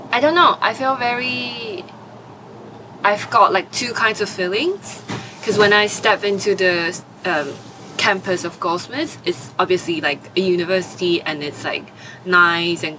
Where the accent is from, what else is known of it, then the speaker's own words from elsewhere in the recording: Nantou County, Taiwan; moved away as an adult; also born or lived in Deptford; now in London, United Kingdom; I was born in Nantou, Taiwan. So it's like a county in the center of Taiwan. Would you call it your hometown? Yeah, I think so. I lived there for 18 years